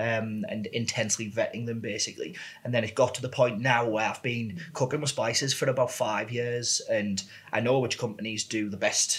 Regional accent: Middlesbrough, North East England, United Kingdom; Yeah, so I grew up in Pannister Park in Borough, went to St. Alphonsus Primary School and St. David's Secondary School.

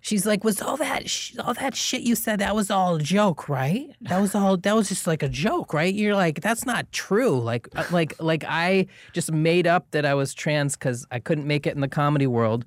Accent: Portland, Maine, United States; moved away as an adult; now in Los Angeles, United States; I'm originally from Portland, Maine.

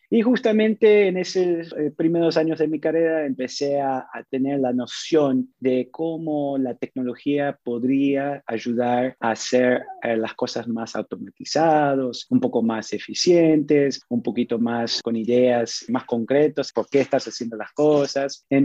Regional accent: Panama; moved away; also born or lived in Montreal, Canada; mis papás son argentinos, con ellos tuve la oportunidad de moverme a diferentes países. Yo crecí mucho tiempo en, en la República de Panamá

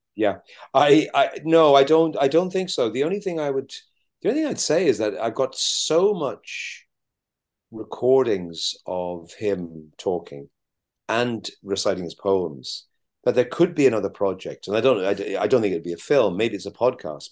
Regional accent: Ireland; as Irish people

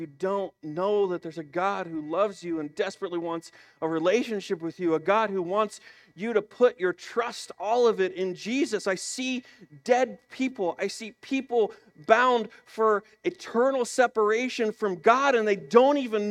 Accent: Illinois, United States; I'm from Illinois

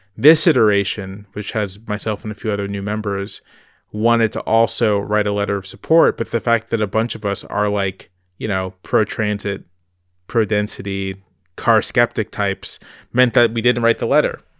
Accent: Virginia Beach, Virginia, United States; also born or lived in Charlottesville, Virginia; I grew up in Virginia Beach, Virginia, which is not a bike-friendly place.

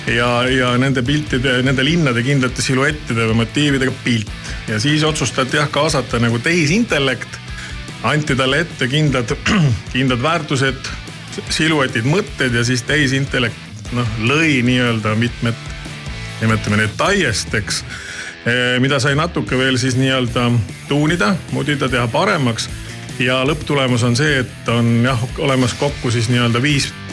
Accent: Saare County, Estonia; mina olen Saaremaalt pärit

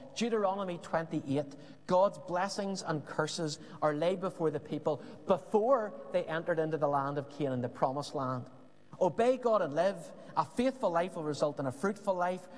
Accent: Belfast, Northern Ireland, United Kingdom; As we would have said growing up in Belfast

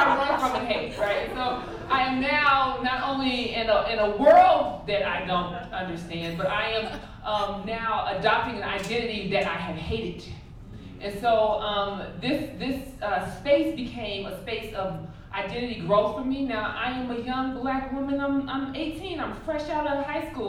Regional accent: Chicago, Illinois, United States; moved away as an adult; I am from the South Side of Chicago

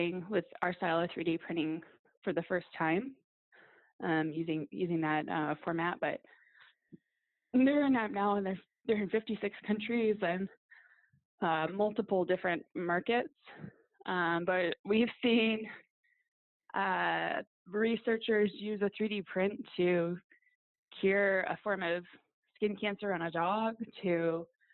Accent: Detroit, Michigan, United States; I grew up in Detroit and worked in a factory

